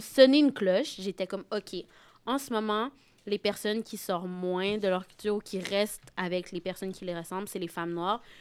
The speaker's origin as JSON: {"language": "French", "town": "Saint-Basile-le-Grand", "region": "Quebec", "country": "Canada", "said": "je suis de Saint-Basile-le-Grand"}